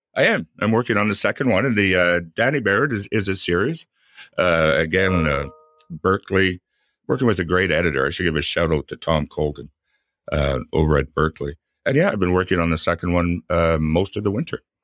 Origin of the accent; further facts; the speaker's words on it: Ottawa, Ontario, Canada; I'm from Ottawa. Ottawa's my hometown